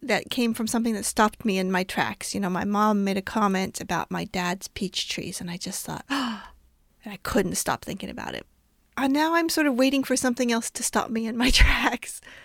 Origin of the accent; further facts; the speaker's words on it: New Mexico, United States; I grew up in New Mexico